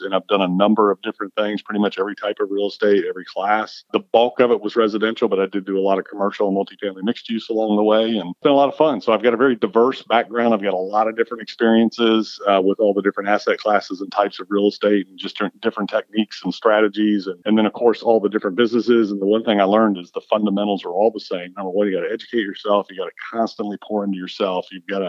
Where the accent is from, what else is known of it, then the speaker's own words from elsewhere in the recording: California, United States; also born or lived in Florida / Virginia; I'm a surfer, lifelong surfer, you know, growing up in California, Florida, and Virginia. And then time in North Carolina.